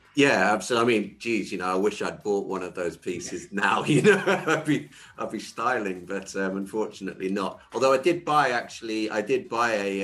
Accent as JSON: {"language": "English", "town": "Ulverston", "region": "North West England", "country": "United Kingdom", "tie": "born or raised there", "also_born_or_lived": "South Africa", "moved": "yes", "said": "the actual town I grew up in is a place called Ulverston"}